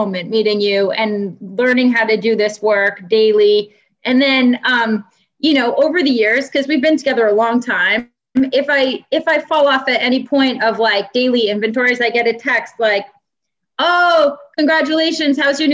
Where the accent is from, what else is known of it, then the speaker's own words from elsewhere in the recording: New York, United States; now in Boston, United States; I'm from New York